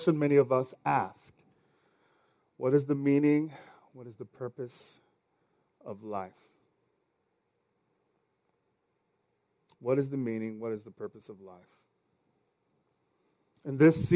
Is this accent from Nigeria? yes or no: yes; Nigeria; accent: Nigerian; my Nigerian accent.